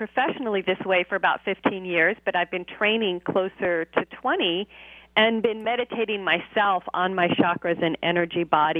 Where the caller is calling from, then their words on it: California, United States; I am just south of Los Angeles.